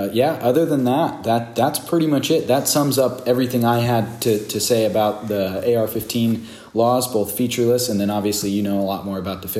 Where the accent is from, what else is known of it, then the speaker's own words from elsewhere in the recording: California, United States; We're from California